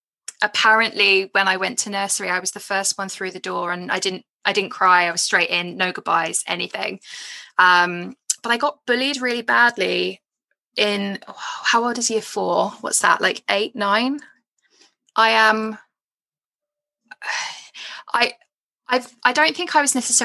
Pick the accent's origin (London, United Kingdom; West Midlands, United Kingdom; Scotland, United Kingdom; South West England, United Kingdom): London, United Kingdom; Edgware; I grew up in Edgware. I was born in Edgware